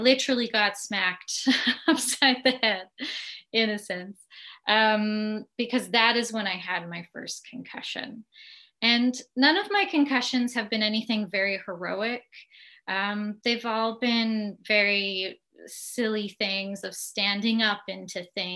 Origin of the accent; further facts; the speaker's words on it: Winnipeg, Manitoba, Canada; moved away as an adult; now in Ottawa, Canada; I always feel the need to tell people that I'm from Winnipeg. You know, you could take the girl out of Winnipeg, but you can't take the Winnipeg out of the girl.